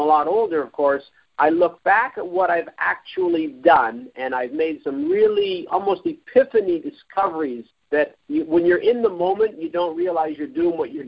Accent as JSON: {"language": "English", "town": "Toronto", "region": "Ontario", "country": "Canada", "tie": "born or raised there", "said": "I was raised in Toronto. I've never lived anywhere else than Toronto my whole life, or at least in the GTA"}